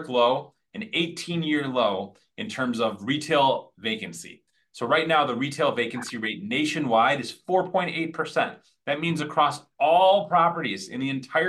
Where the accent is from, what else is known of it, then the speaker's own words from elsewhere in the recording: Detroit, Michigan, United States; also born or lived in Birmingham, Michigan; Growing up in the Motor City